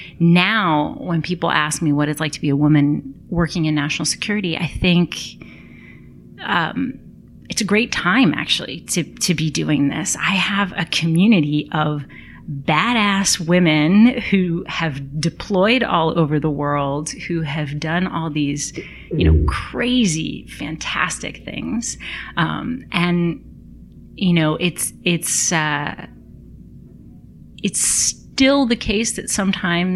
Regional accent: United States; being an American

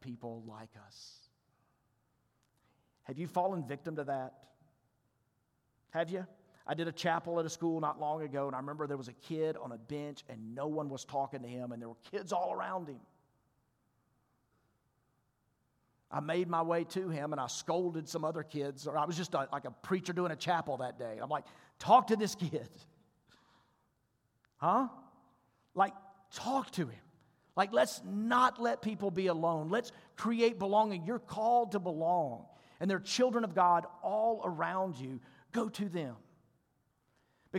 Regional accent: Mississippi, United States; I told him I was from Mississippi and he told me that I talk funny

